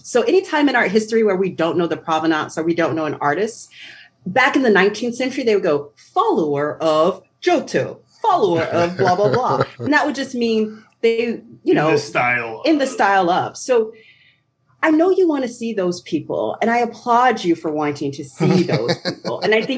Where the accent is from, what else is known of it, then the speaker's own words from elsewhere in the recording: New York, United States; also born or lived in Waltham; now in Delaware, United States; I'm a unicorn from New York